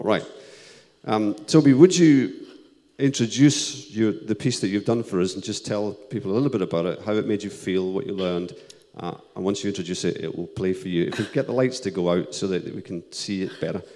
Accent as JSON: {"language": "English", "town": "Paisley", "region": "Scotland", "country": "United Kingdom", "said": "I was from Paisley in Scotland"}